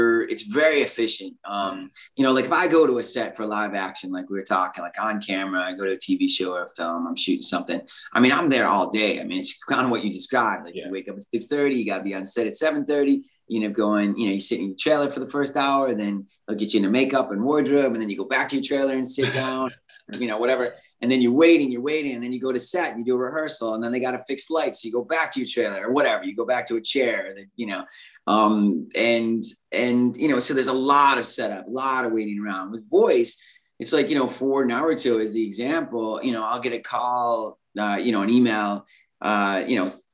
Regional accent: California, United States; accent: Californian; I'm very Californian, that slangy kind

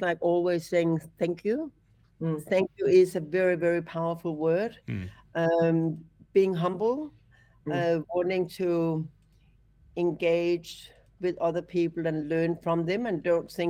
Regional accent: Copenhagen, Capital Region of Denmark, Denmark; now in Australia; I'm from Copenhagen

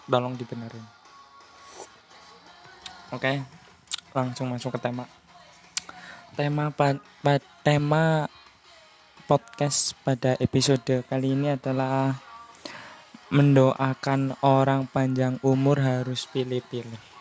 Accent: Purwokerto, Central Java, Indonesia; accent: Ngapak; maaf ya kalau saya ngomongnya bercampur pakai bahasa ngapak karena saya kan berasal dari Purwokerto ya Purwokerto Banyumas jadi ada ada sedikit lokat lokat ngapaknya

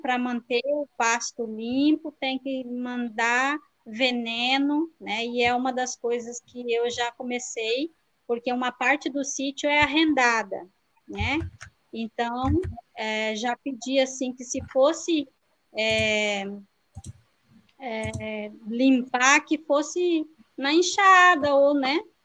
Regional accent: Rio Negro, Paraná, Brazil; moved away; esse ano eu vim morar em Rio Negro, né? Que é a terra onde eu nasci

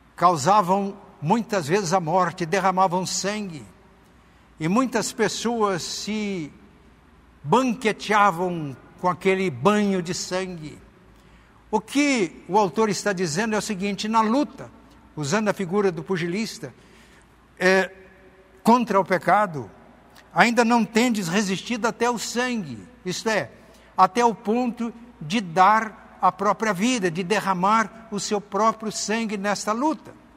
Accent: Muzambinho, Minas Gerais, Brazil; na cidade de Muzambinho, que é a minha terra natal

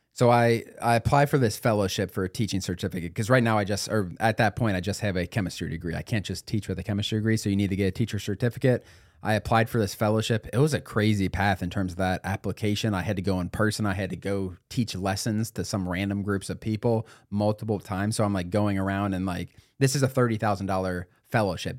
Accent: Cincinnati, Ohio, United States; I'm from Cincinnati

